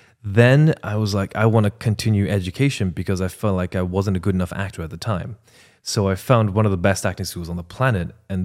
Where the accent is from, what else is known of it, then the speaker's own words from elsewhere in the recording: Ireland; also born or lived in China; First of all, I'm Chinese-Irish. I'm from China and Ireland. I'm Irish by nationality. I immigrated.